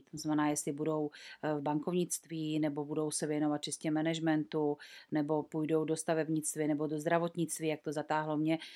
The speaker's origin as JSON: {"language": "Czech", "country": "Czechia", "said": "tady u nás v Čechách"}